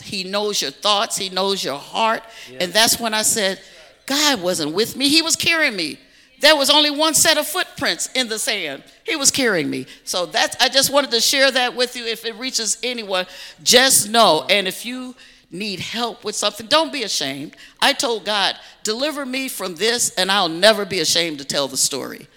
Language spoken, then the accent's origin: English; Chicago, Illinois, United States; moved away as an adult; also born or lived in Dallas, Texas; I was raised in Chicago on the South Side by two strict, staunch Baptist parents